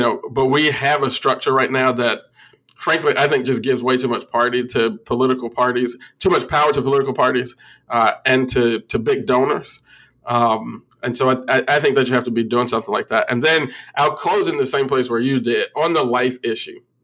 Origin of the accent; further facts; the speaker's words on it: Illinois, United States; my home state of Illinois